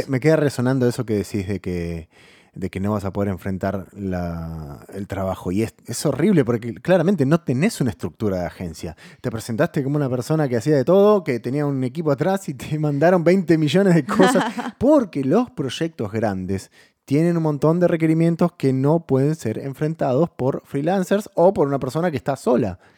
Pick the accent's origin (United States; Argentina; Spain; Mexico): Argentina; Buenos Aires; nosotros somos de Buenos Aires